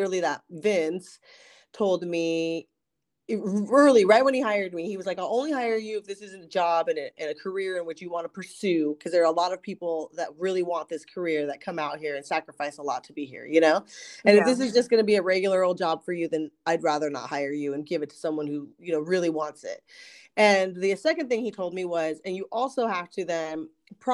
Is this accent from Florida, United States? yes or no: no; Ventura County, California, United States; moved away as an adult; also born or lived in Camarillo / Newbury Park / Culver City / Valencia; now in Los Angeles, United States; I was raised out in Ventura County